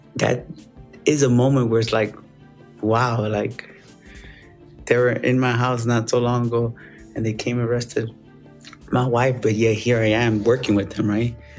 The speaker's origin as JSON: {"language": "English", "town": "Chicago", "region": "Illinois", "country": "United States", "tie": "born or raised there", "said": "I was born in Chicago, made in America"}